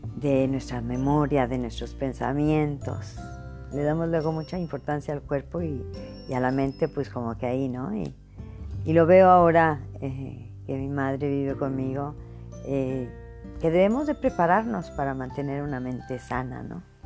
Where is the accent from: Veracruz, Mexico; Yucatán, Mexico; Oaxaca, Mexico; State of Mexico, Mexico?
Veracruz, Mexico; Cuando yo era adolescente en mi ciudad natal, en, el puerto de Veracruz, en México